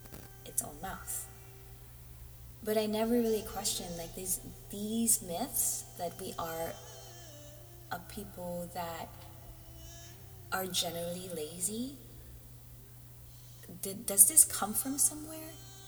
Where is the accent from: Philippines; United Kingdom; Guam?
Philippines; from growing up in the Philippines, this isn't really a subject that I talked about. We just say we're Filipinos and this is how we are.